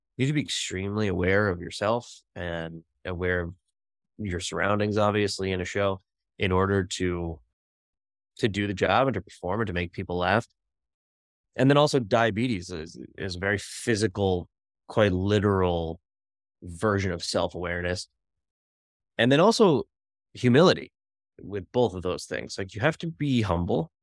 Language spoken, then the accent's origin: English; Bergen County, New Jersey, United States; when I was six years old, growing up in Bergen County, New Jersey